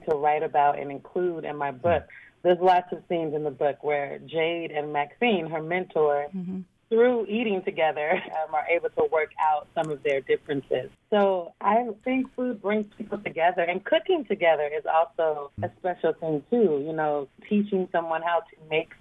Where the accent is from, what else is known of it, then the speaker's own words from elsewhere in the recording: Portland, Oregon, United States; moved away as an adult; now in New York, United States; talk to people in my hometown